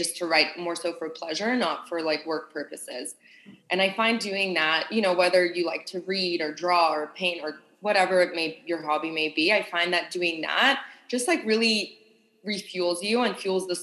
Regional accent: Sydney, New South Wales, Australia; moved away; I grew up in Australia and Sydney.

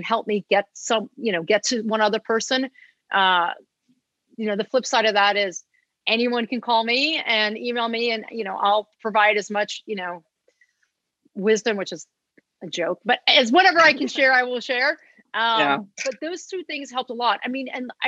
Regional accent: Los Angeles, California, United States; I'm a born and raised Los Angelian. I actually live about a half a mile from where I grew up

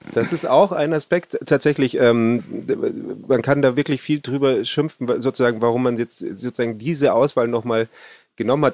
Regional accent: Bavaria, Germany; bei uns in Bayern

